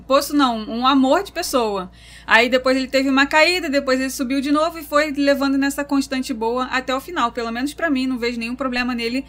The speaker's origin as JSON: {"language": "Portuguese", "region": "Rio de Janeiro", "country": "Brazil", "said": "nós somos do Meyer"}